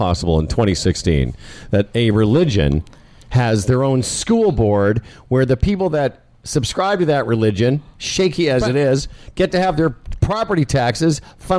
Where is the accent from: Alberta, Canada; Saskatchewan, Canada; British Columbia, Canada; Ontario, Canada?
Saskatchewan, Canada; Moose Jaw; I'm a Jew from Moose Jaw.